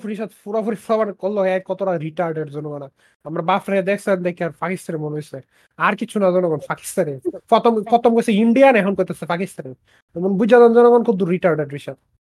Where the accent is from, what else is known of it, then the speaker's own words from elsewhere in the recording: Bangladesh; এই গরম দেশে জন্মাইয়া বাংলাদেশি বাফ বাংলাদেশি মার কাছে জন্মাইয়া